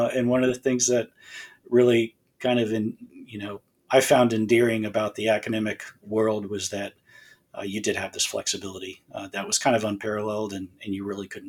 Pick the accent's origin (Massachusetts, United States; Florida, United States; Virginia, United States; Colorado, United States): Florida, United States; Southwest; now in Alabama, United States; I'm from Southwest Florida.